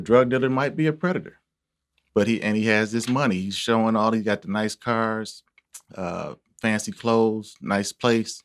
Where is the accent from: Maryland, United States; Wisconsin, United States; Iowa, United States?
Wisconsin, United States; Milwaukee; I'm from Milwaukee